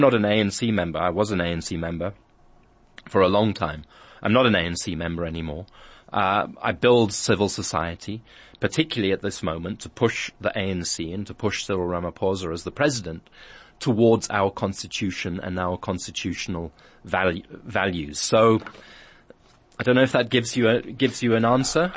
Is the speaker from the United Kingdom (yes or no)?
yes; England, United Kingdom; now in South Africa; I grew up in England, a lot of my life schooled in England.